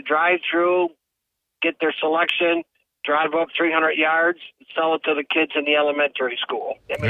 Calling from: Binghamton, New York, United States; … from the east side of Binghamton, Bob.

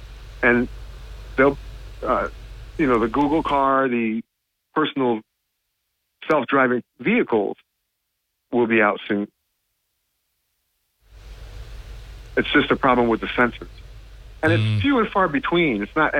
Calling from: Binghamton, New York, United States; Good morning. This is … in Binghamton.

